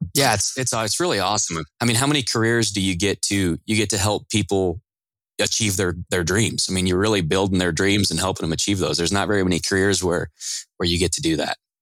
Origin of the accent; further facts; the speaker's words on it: Riverton, Wyoming, United States; moved away as an adult; now in Michigan, United States; I grew up in a little town in the middle of Wyoming called Riverton, heart of the mountains and uh, the Rocky Mountains.